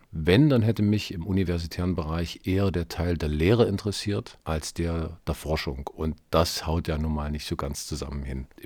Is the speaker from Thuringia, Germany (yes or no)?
yes; Erfurt, Thuringia, Germany; nach der Schießerei am Gutenberg-Gymnasium in Erfurt, was ja auch meine Heimatstadt ist, was mich also auch irgendwo äh, auf eine besondere Weise auch getroffen hat.